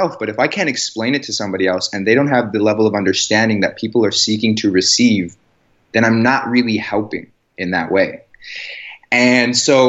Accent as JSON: {"language": "English", "town": "Chicago", "region": "Illinois", "country": "United States", "moved": "as an adult", "lives_now": "Los Angeles, United States", "said": "I'm from the Chicago area"}